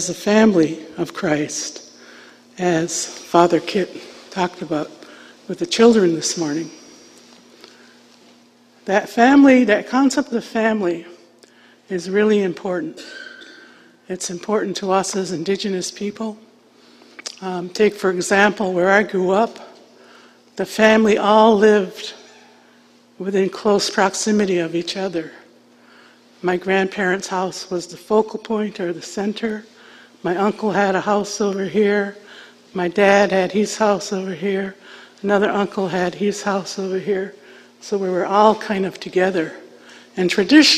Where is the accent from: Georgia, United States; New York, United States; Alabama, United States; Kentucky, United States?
New York, United States; Onondaga Nation, south of Syracuse; I was raised at the Onondaga Nation, which is south of Syracuse, New York.